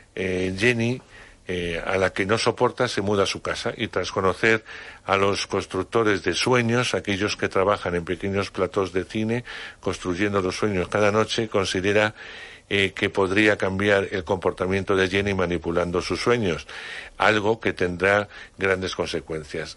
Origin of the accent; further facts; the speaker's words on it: Palencia, Castile and León, Spain; moved away; desde mi pueblo en Palencia